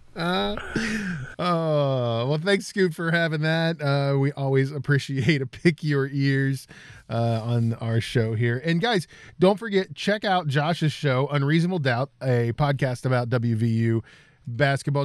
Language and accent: English; Fairmont, West Virginia, United States; Country Club Bakery and that's uh, my hometown.